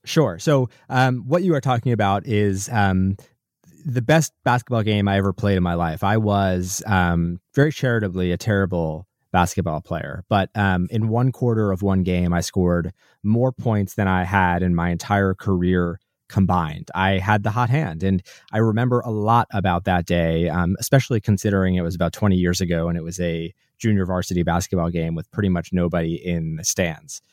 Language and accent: English; New Jersey, United States; I grew up in New Jersey.